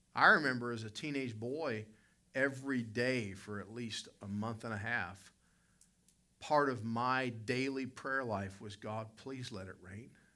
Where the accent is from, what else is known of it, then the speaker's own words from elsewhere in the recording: the South, United States; I'm from the South.